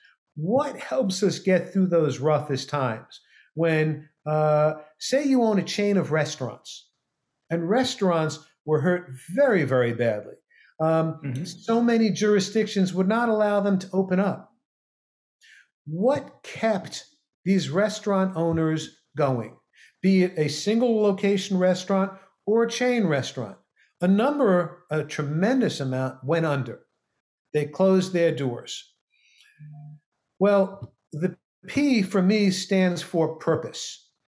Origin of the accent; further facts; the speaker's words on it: New York City, New York, United States; I grew up in New York City, so I can speak quick.